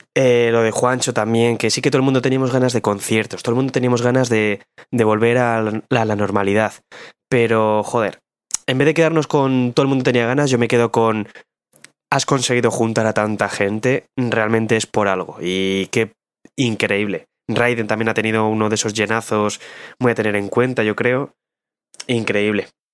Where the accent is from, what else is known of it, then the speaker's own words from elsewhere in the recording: Bilbao, Basque Country, Spain; vengo del barrio minero de Bilbao.